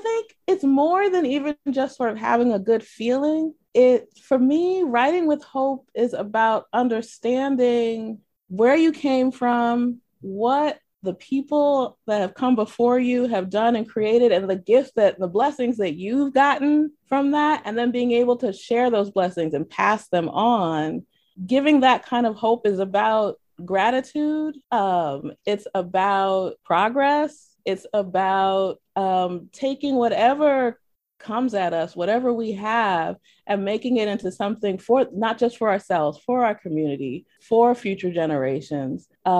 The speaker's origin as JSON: {"language": "English", "region": "New York", "country": "United States", "tie": "born there", "said": "I was born in New York, and then we just moved all over the place."}